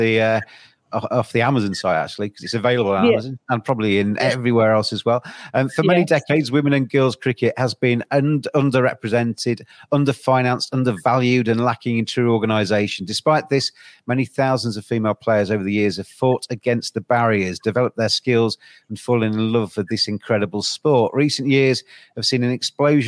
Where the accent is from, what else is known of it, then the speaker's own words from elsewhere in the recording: England, United Kingdom; as English people